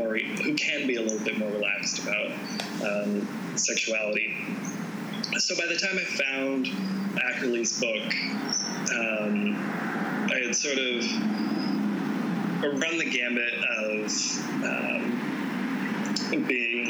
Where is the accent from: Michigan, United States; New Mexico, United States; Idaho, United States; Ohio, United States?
Idaho, United States; North; moved away as an adult; also born or lived in Bellingham, Washington; I grew up in North Idaho in, shall we say, a rather conservative Christian denomination.